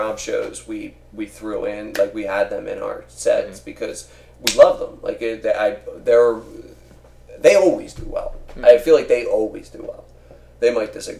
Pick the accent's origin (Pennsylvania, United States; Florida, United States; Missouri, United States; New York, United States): Pennsylvania, United States; Philadelphia; born or raised there